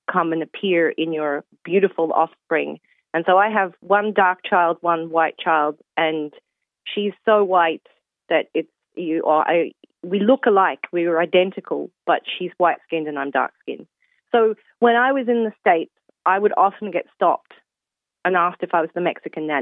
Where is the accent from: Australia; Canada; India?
Australia; now in Ireland; I'm Australian that grew up with a very white Australian family